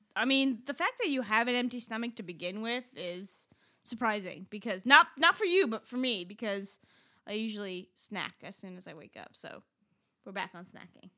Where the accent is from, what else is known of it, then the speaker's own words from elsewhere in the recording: Iran; moved away; I'm from Iran